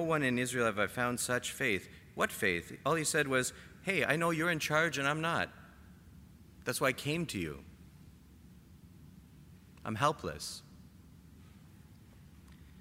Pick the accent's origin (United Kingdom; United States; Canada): Canada; I'm Canadian